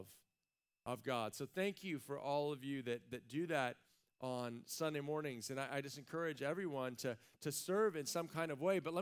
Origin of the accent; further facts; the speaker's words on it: United States; we're American